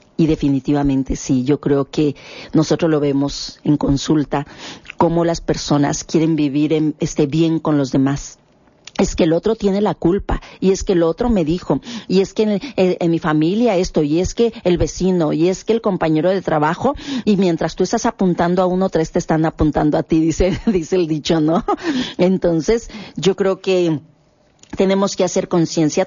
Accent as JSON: {"language": "Spanish", "country": "Mexico"}